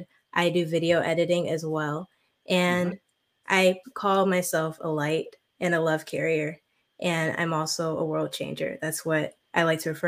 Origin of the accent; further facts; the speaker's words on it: Michigan, United States; I am from Michigan